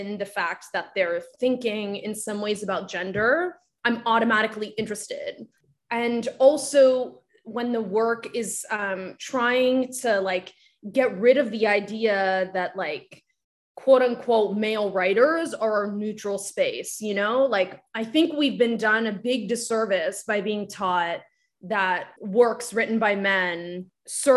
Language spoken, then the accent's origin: English; Japan; first language Japanese; English is a second language; moved away; I grew up in Japan and my first language was Japanese, and I was educated in it first and spoken at first, but I live right now much more in English.